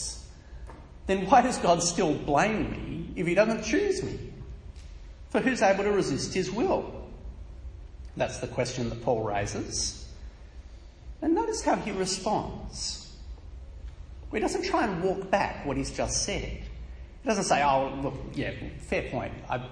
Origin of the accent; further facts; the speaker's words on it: Australia; I was born in Australia not because I wanted to be born here